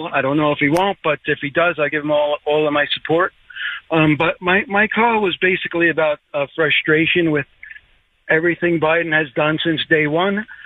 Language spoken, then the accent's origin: English; Northport, United States; moved away as an adult; now in Florida, United States; I'm from Northport, a little town called Northport, right up there by you, but never lived down here in Florida.